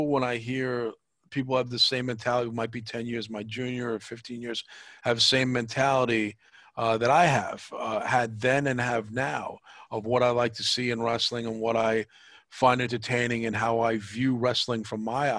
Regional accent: New York, United States; being a New Yorker.

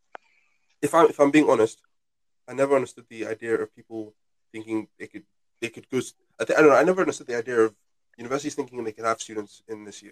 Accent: United Kingdom; we're British

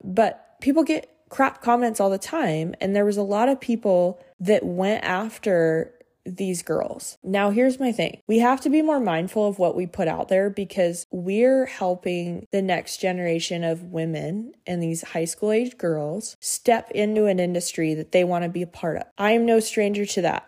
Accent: Montana, United States; I grew up in Montana

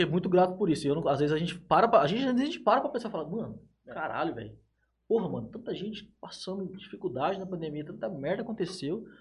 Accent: Jales, São Paulo, Brazil; a gente é de Jales

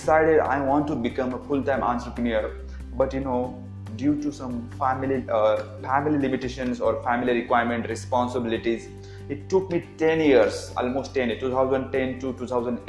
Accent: small village near Pune, Maharashtra, India; English is a second language; I'm from really middle class family from small village from nearby Pune, and English is my third language.

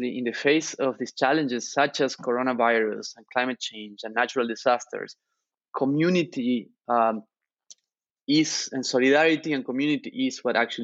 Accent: Argentina; now in United States; I grew up in Argentina sharing room with my two brothers

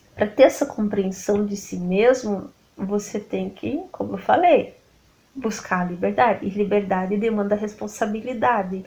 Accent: Brazil; nós como brasileiros

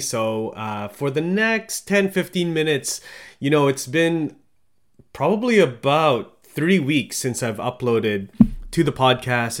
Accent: Philippines; now in Canada; I'm from the Philippines

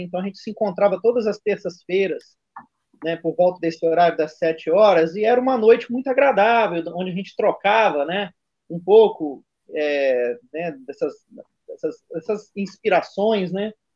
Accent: Minas Gerais, Brazil; eu sou mineiro

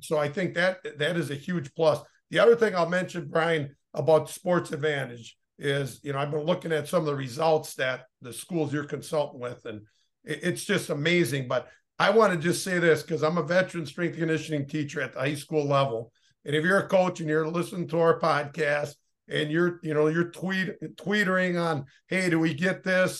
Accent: Oshkosh, Wisconsin, United States; I grew up in Oshkosh

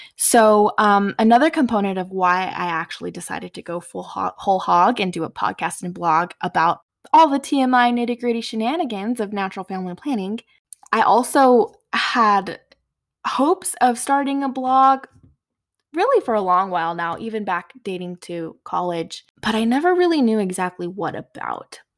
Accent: Four Corners area of New Mexico, United States; now in West Texas, United States; I grew up in the Four Corners area of New Mexico

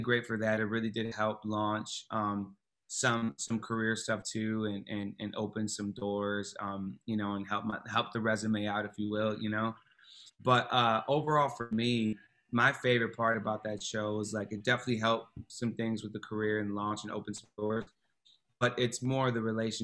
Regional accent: Flushing, Michigan, United States; moved away as an adult; also born or lived in Pontiac, Michigan; now in Chicago, United States; we moved from Pontiac into to the Flint area, and that's kind of where I grew up and did, you know, middle school, high school

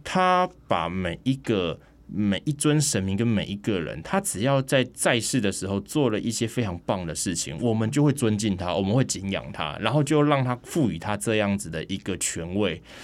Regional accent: Taiwan

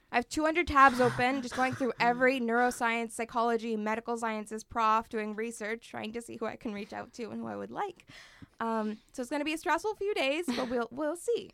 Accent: Toronto, Ontario, Canada; moved away as an adult; now in Halifax, Canada; I grew up in Toronto

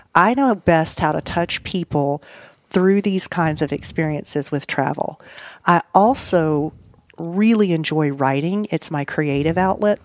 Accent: Nashville, Tennessee, United States; also born or lived in Nice, France; I was from Nashville, Tennessee

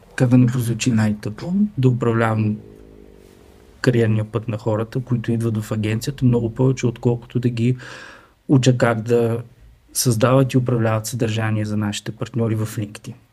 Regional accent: Strazhitsa, Dobrich Province, Bulgaria; От стражица съм

